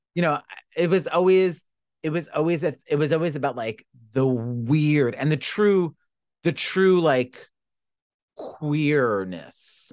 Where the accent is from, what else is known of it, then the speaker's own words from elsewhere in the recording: New York, United States; growing up in New York is a little bit different